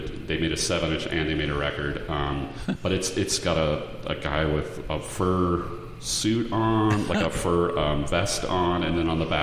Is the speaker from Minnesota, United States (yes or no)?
no; Portland, Oregon, United States; I grew up in the Northwest in Portland